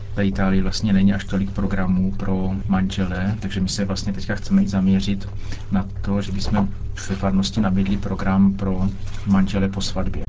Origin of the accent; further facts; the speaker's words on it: Czechia; U nás v Čechách